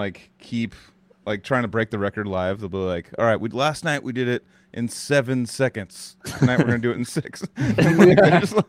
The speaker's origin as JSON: {"language": "English", "town": "Albuquerque", "region": "New Mexico", "country": "United States", "said": "I'm from Albuquerque, by the way. My whole family's from Albuquerque."}